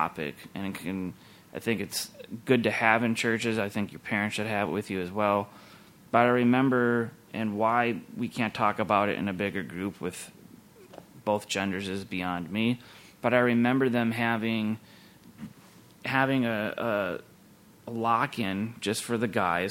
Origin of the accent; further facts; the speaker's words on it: Minneapolis–Saint Paul, Minnesota, United States; I grew up here in the Twin Cities, and the church was just over the river in St. Paul